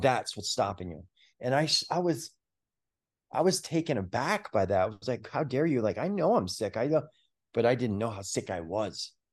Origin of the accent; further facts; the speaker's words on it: New York, United States; moved away as an adult; also born or lived in Fulton County, Georgia; I grew up in New York